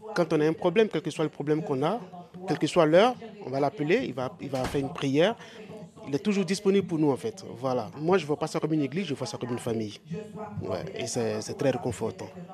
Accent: Côte d’Ivoire; moved away as an adult; now in France; Je suis originaire de Côte d'Ivoire, je suis euh, en France depuis 10 ans.

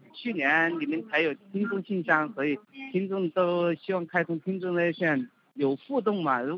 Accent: Sichuan, China; moved away as an adult; also born or lived in Guangdong; now in Zhuhai, China; 我是四川的，我来广东这边很多年了，我是在这边打工了，到处跑。

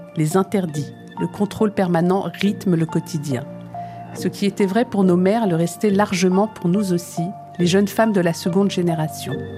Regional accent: France; also born or lived in Algeria; me voilà donc de retour en France, plus française que jamais

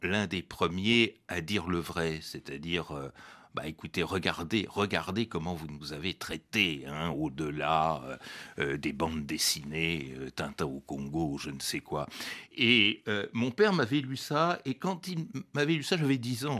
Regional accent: France; que je m'intègre totalement dans la société française

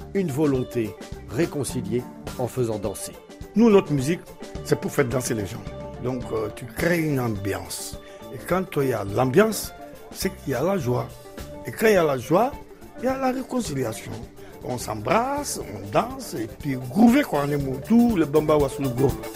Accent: Bamako, Mali; also born or lived in Senegal; Sénégalais d'origine, et puis bien de naissance, et puis, mais bon, j'ai grandi à Bamako

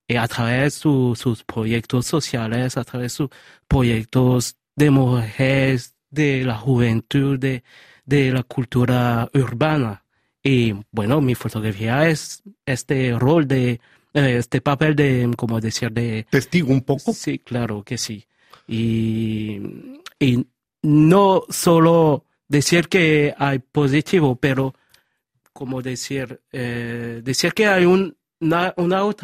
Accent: Villavicencio, Meta, Colombia; born there; Bueno, eh, yo quiero decir que yo soy de Colombia. Yo nací no en Medellín, pero sino en Villavicencio.

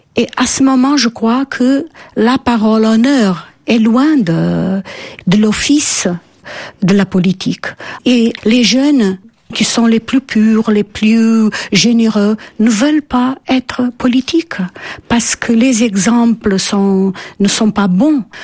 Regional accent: Portugal; French is a second language; Je suis une fille de l'école républicaine portugaise.

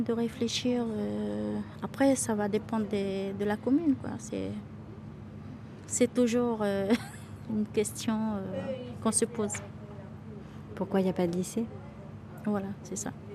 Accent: Camopi, French Guiana; also born or lived in Cayenne; je suis, née à Cayenne, mais je suis de Camopi

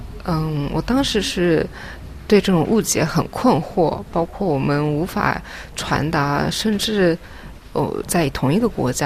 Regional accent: Japan; born there; 然后我是在日本出生，嗯，在很多国家成长，目前是在北京和东京有工作室。

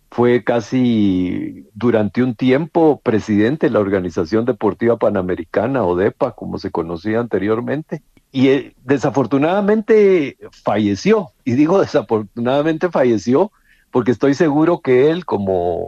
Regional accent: Guatemala; acreditarnos como periodistas guatemaltecos

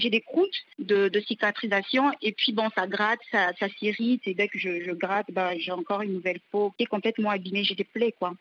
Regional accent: Pointe-Noire, Republic of the Congo; d'Afrique, de chez moi au Congo

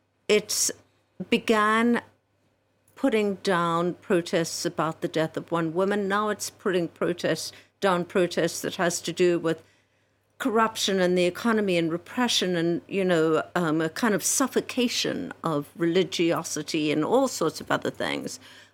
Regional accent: South Africa; I mean, I grew up in South Africa, same thing.

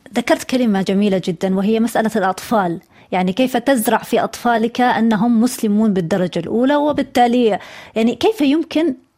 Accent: Eastern Province, Saudi Arabia; انا انا ابنه المنطقه الشرقيه

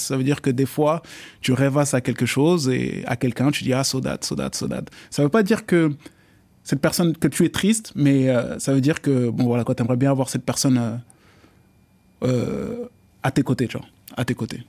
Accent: Paris, Île-de-France, France; also born or lived in Dakar, Senegal / Casamance, Senegal; J'ai grandi sur Paris.

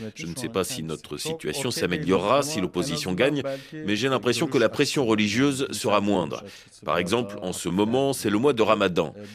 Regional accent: Diyarbakır Province, Turkey; je suis né et j'ai grandi à Diyarbakir.

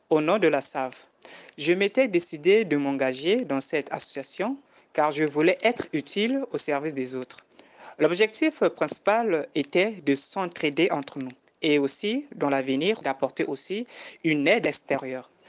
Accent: Republic of the Congo; je suis du Congo-Brazzaville.

